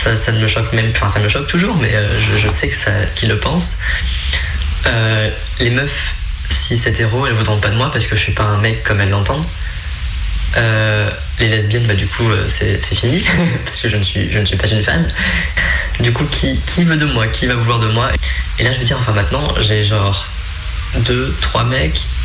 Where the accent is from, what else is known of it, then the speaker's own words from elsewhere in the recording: Creuse, Nouvelle-Aquitaine, France; je viens de Creuse, hein. donc euh, il faut le contexte aussi, hein, la campagne profonde